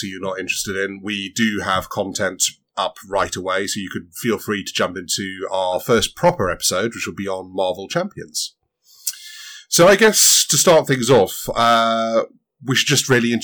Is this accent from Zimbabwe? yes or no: yes; Zimbabwe; moved away; also born or lived in Southern Africa; I grew up in Southern Africa and a fair few years in Zimbabwe